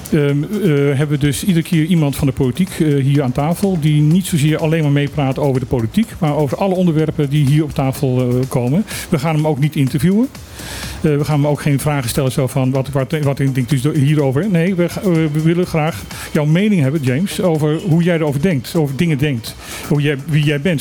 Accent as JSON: {"language": "Dutch", "country": "Suriname", "tie": "born or raised there", "moved": "yes", "lives_now": "Bonaire", "said": "Ik heb mijn jeugd in Suriname gewoond."}